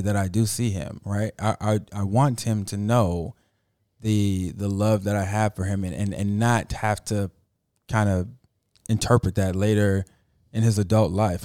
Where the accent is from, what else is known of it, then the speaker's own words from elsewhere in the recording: Miami, Florida, United States; I'm from Miami